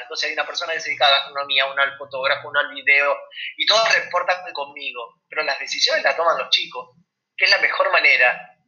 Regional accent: Argentina; cómo somos los argentinos

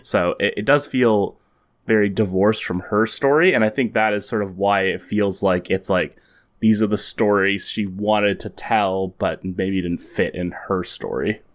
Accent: Canada; as Canadians

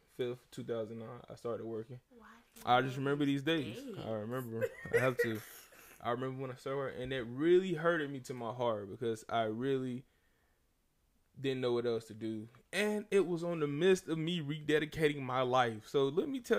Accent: the South, United States; I'm from the South.

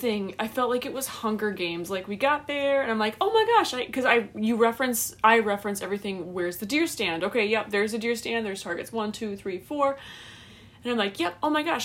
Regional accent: Wisconsin, United States; I'm from Wisconsin and it's like dry here

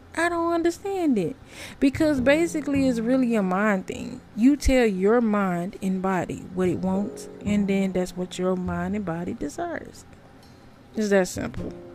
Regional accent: United States; I'm an American.

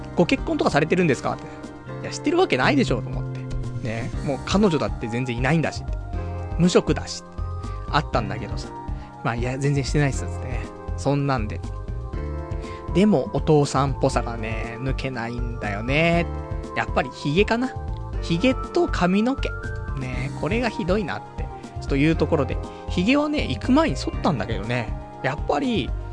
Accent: Saitama, Japan; now in Tokyo, Japan; ちっちゃい頃はね、埼玉の方に住んでたから、まあ、上尾の花火だったりとか、まあ、大宮の花

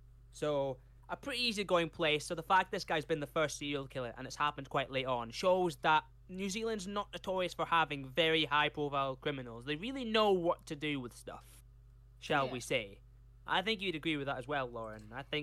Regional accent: Carlisle, North West England, United Kingdom; born there; I was born in Carlisle, but I was made in the...

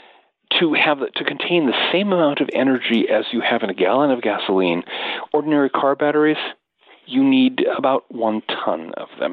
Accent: United States; I'm American

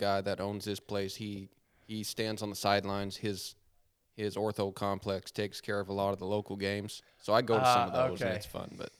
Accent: Harrisonburg, Virginia, United States; moved away; also born or lived in Georgia; I was born in Harrisonburg.

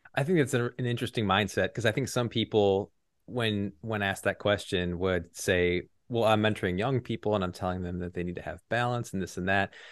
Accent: Illinois, United States; moved away as an adult; also born or lived in Texas; lived in Illinois my whole life

